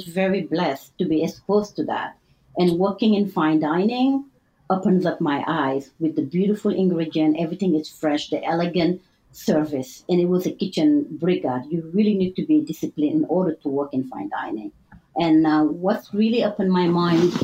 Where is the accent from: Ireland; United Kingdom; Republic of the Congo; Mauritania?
Mauritania; first language French; English is a second language; moved away; also born or lived in Senegal / New York; I was raised in two different cultures, Mauritania, and I spent a lot of time in my teenager life in Senegal